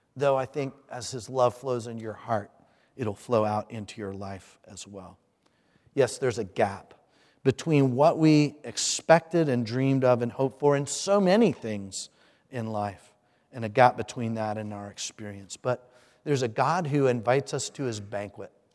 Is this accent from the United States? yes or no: yes; Hampton, Virginia, United States; I'm from Hampton, Virginia